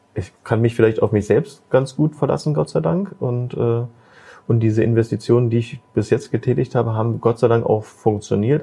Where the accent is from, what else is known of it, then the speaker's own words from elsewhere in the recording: Magdeburg, Saxony-Anhalt, Germany; Das ist diese Stadt. Äh, hier bin ich geboren. Ja, das ist die, die Stadt ist meine Heimat